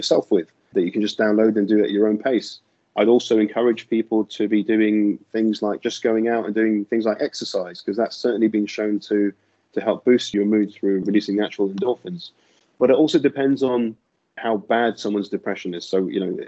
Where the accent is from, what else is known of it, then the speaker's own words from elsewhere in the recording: London, United Kingdom; moved away as an adult; I'm a GP from London, and that's where I'm from originally